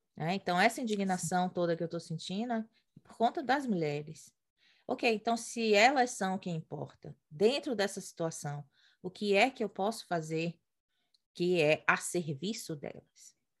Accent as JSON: {"language": "Portuguese", "country": "Brazil", "tie": "born or raised there", "moved": "as an adult", "said": "de quem cresceu no Brasil estudando em colégio particular, classe média"}